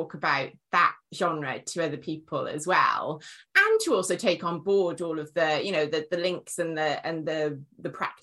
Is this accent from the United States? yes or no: no; Wales, United Kingdom